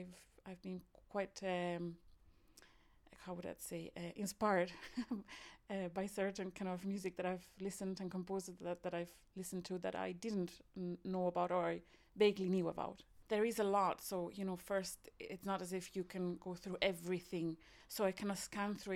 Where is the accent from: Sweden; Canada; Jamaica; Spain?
Spain; moved away as an adult; also born or lived in Ireland; now in Cork, Ireland; I'm originally from Spain, but I've been in Ireland for more than 20 years